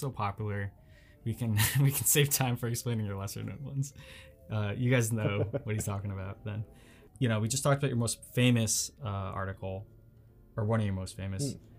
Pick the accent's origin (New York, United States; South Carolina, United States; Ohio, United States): New York, United States; I grew up in New York